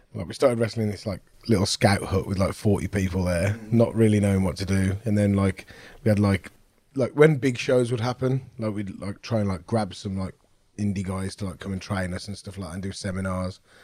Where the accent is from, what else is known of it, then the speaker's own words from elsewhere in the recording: Wolverhampton, West Midlands, United Kingdom; I'm from Wolverhampton